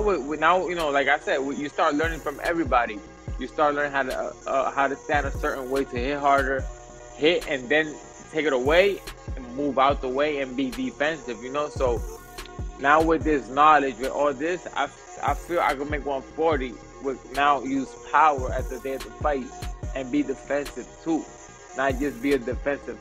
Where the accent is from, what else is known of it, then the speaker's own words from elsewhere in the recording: Puerto Rico; also born or lived in New York City, United States; I was born in New York, but I was kind of raised in Puerto Rico. So, yeah, I'm a New York Rican